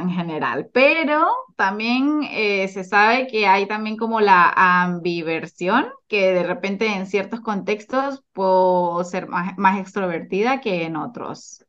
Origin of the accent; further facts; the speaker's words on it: Venezuela; now in Chile; soy de Venezuela y también soy chilena. Actualmente vivo en Chile